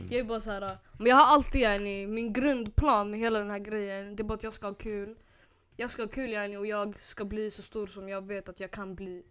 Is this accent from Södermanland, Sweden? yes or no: yes; Nyköping, Södermanland, Sweden; jag kom från Nyköping.